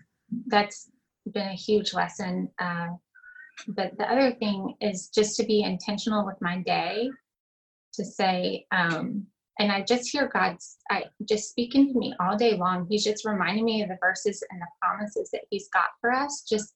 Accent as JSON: {"language": "English", "region": "Louisiana", "country": "United States", "tie": "born there", "said": "I was born in Louisiana. So I just say I'm from Texas because that's a step up."}